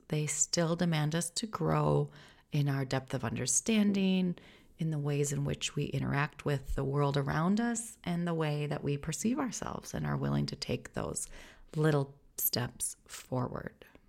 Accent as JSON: {"language": "English", "country": "United States", "moved": "as an adult", "lives_now": "Netherlands", "said": "I'm an American living in the Netherlands"}